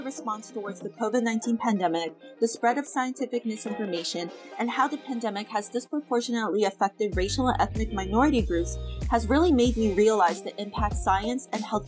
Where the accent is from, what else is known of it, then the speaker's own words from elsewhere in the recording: Toronto, Ontario, Canada; moved away as an adult; also born or lived in Atlanta, Georgia; now in New York, United States; I was born in Atlanta, but grew up in Toronto my whole life.